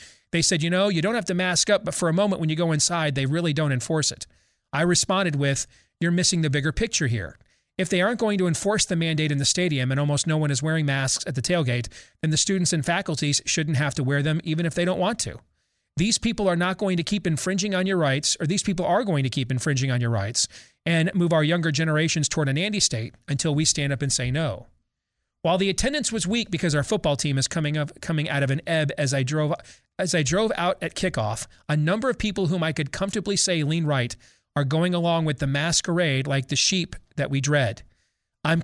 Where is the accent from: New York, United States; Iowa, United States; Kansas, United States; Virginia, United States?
Virginia, United States; those K-12 and in colleges across my home state of Virginia are under another indoor mask mandate